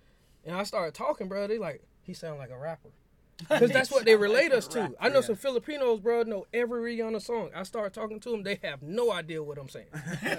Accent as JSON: {"language": "English", "town": "Winter Park", "region": "Florida", "country": "United States", "said": "I'm from Winter Park, Florida. It's right outside Orlando."}